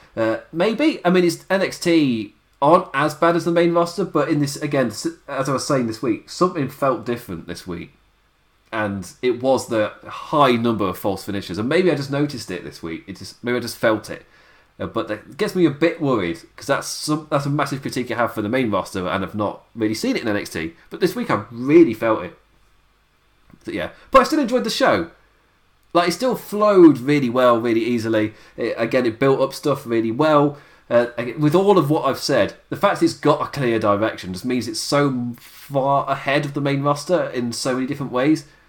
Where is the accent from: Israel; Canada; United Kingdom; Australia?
United Kingdom; England; As an Englishman